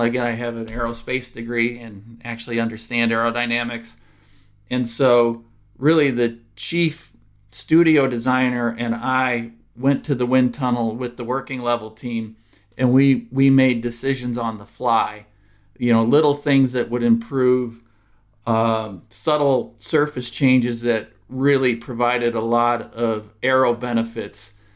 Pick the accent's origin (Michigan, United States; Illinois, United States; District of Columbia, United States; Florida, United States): Michigan, United States; Dearborn Heights; I'm actually from Dearborn, Dearborn Heights originally